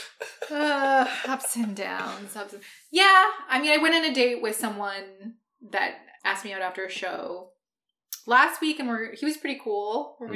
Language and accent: English; Ottawa, Ontario, Canada; moved away as an adult; also born or lived in Vancouver Island; now in Vancouver, Canada; I'm from Ottawa